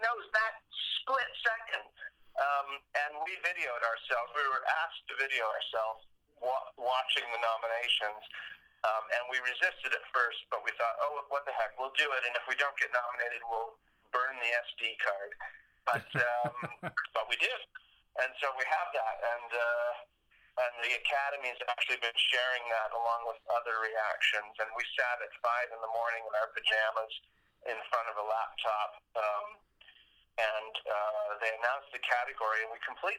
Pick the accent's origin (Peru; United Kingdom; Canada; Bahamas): Canada; we're from Canada